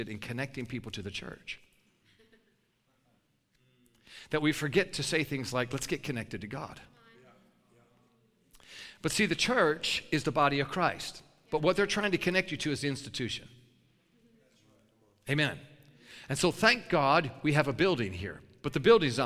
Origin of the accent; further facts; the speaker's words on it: New York, United States; I'm a New Yorker